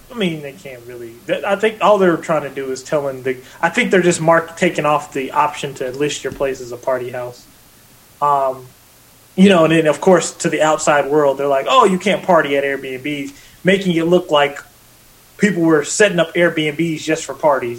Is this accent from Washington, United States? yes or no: yes; Vancouver, Washington, United States; moved away; also born or lived in Portland, Oregon; It was right in my hometown, where I grew up